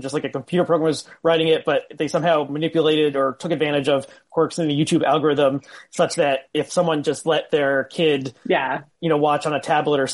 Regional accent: Northern New Jersey, United States; I grew up in Northern New Jersey

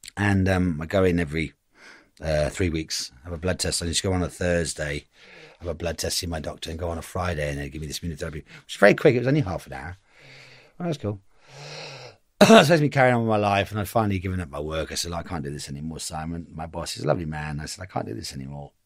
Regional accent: Reigate, South East England, United Kingdom; I'm from Reigate

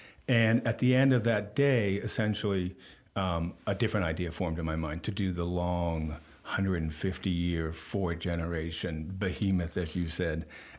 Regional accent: Stanford, California, United States; I grew up in Stanford, California.

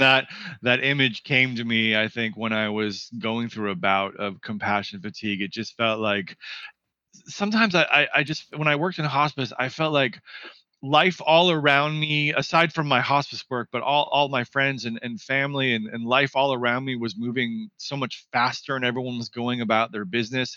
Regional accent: Seattle, Washington, United States; moved away as an adult; also born or lived in California / East Coast; now in Santa Ynez Valley, United States; I'm originally from Seattle, Washington. Spent uh, the first 18 years of my life there.

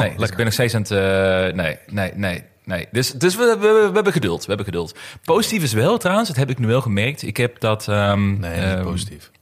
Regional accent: Netherlands; als Nederlander zijnde

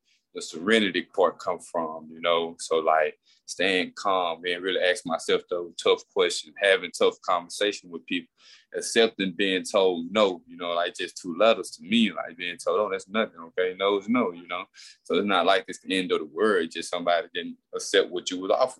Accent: Queensburg, Mississippi, United States; me growing up in Queensburg, facing all those tough things

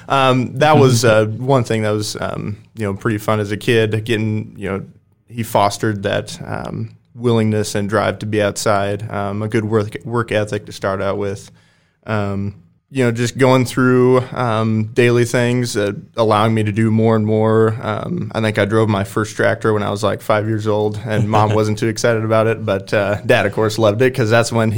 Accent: Waverly, Nebraska, United States; from Waverly, Nebraska.

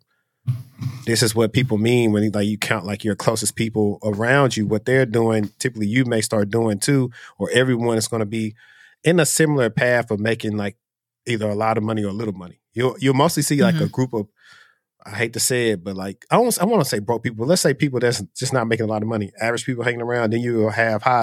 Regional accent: Shreveport, Louisiana, United States; moved away; I'm from Shreveport, Louisiana.

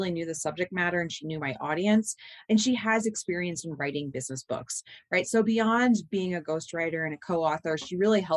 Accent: United States; we're both from Southern New Jersey, Delaware

